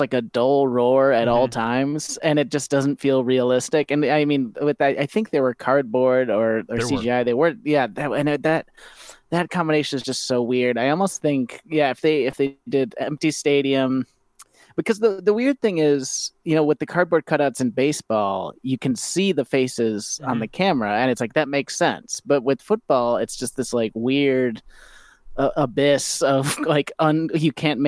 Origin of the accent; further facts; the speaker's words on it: Chicago, Illinois, United States; as a Chicagoan